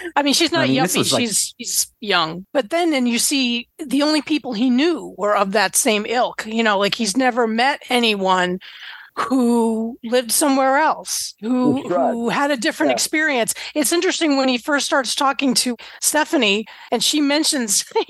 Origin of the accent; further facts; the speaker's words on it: Boston, Massachusetts, United States; I'm from the Boston area